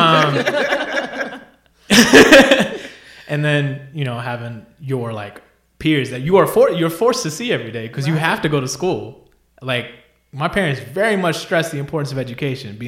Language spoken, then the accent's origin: English; Spartanburg County, South Carolina, United States; moved away as an adult; now in Charlotte, United States; I'm from Spartanburg County